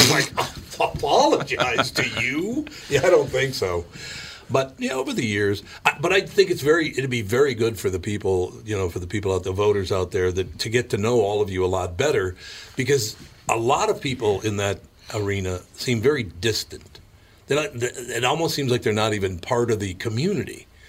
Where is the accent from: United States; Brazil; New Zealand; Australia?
United States; Minneapolis, Minnesota; I grew up in North Minneapolis, so I don't know a whole lot about all this hunting, fishing stuff